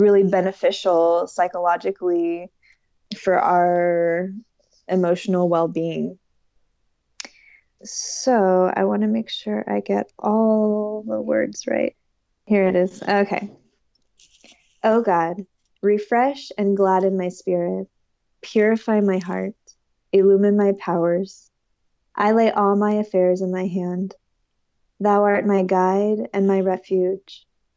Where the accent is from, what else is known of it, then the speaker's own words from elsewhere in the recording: Riverside, California, United States; I grew up in Riverside, California